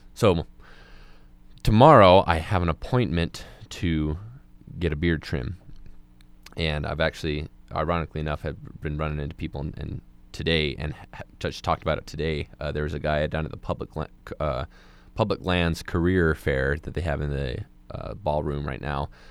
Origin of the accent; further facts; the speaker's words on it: Moab, Utah, United States; moved away as an adult; I'm from a, a small community like Moab, um, and, like, I come from, like, a religious part of that community, a lot of the people there who, like, watched you grow up